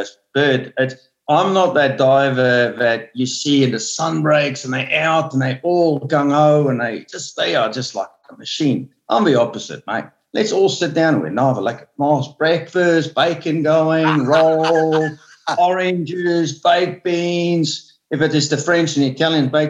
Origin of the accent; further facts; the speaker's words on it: Onrus River, Western Cape, South Africa; as a kid, I grew up in Honoris River